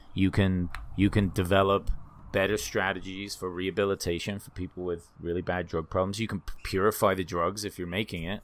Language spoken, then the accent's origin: English; England, United Kingdom; also born or lived in Sri Lanka; now in United States; I was born in England